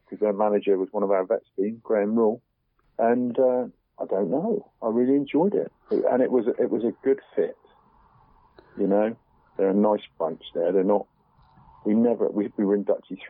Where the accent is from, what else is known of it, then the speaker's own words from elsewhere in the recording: St Austell, South West England, United Kingdom; I enjoyed my time at St. Austell because that's my hometown.